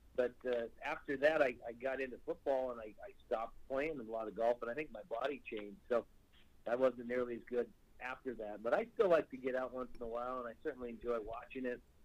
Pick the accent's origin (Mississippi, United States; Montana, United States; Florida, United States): Montana, United States; Great Falls; now in Saskatchewan, Canada; I grew up in Great Falls and I play now in Saskatchewan.